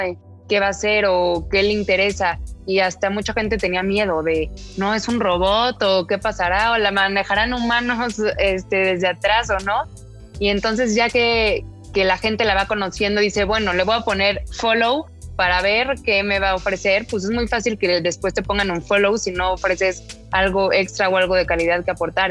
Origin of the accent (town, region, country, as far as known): Mexico